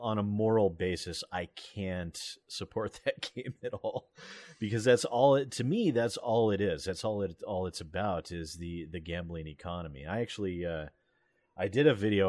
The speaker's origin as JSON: {"language": "English", "country": "United States", "said": "I'm American"}